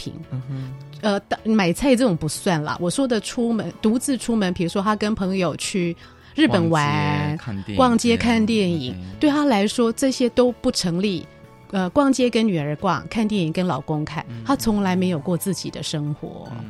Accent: Taiwan; 就是其实我们台湾人或者中国人都会觉得说，妈妈爸爸跟自己住是幸福的

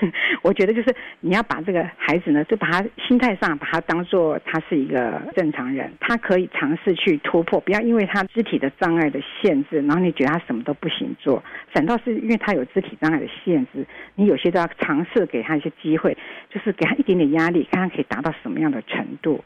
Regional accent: Taiwan; 我们台湾人民都应该珍惜我们的台湾

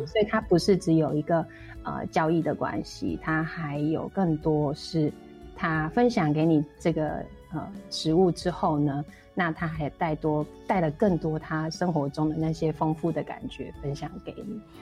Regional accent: Taipei, Taiwan; moved away as an adult; also born or lived in Zhuangwei, Yilan; now in Yilan, Taiwan; 我是那个台北万华

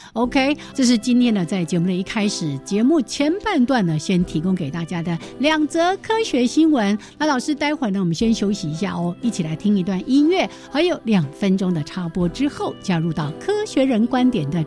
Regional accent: Changhua County, Taiwan; 我住彰化嘛， 我彰化人， 我们家后面本来有一条非常清澈的小溪

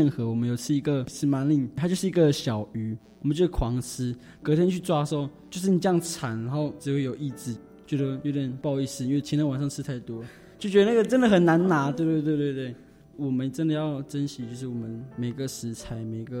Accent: Yilan County, Taiwan; 哦，我是宜兰的泰雅族，

